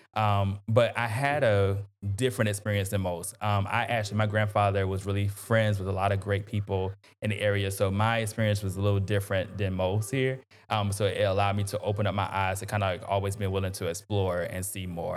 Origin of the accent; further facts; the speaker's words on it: North Augusta, South Carolina, United States; grew up in North Augusta